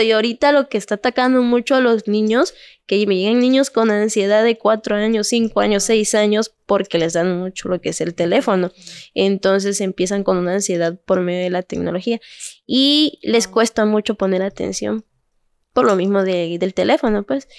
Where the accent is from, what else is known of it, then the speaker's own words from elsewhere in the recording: Cintalapa, Chiapas, Mexico; Soy originaria de aquí de Cintalapa.